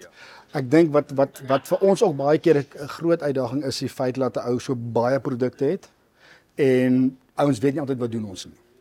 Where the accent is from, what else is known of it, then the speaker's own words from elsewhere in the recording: Mpumalanga, South Africa; ek is altyd gebore gedoop in Geneek in Mpumalanga, dis waar ons groot geword het.